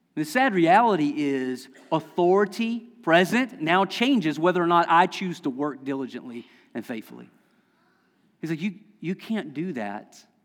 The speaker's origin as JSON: {"language": "English", "area": "Lexington County", "region": "South Carolina", "country": "United States", "moved": "yes", "said": "I'm from Lexington County, South Carolina, I mispronounce everything"}